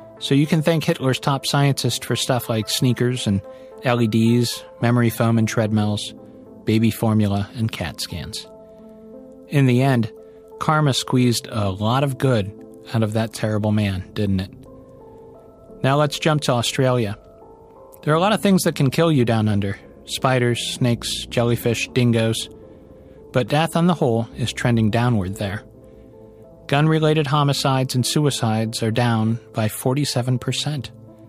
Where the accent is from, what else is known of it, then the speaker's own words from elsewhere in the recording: Cleveland, Ohio, United States; I'm from Cleveland